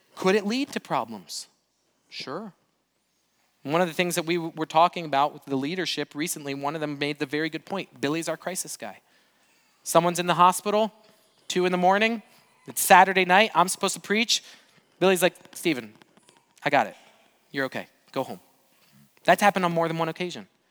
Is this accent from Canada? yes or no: no; Brazil; moved away; I grew up in Brazil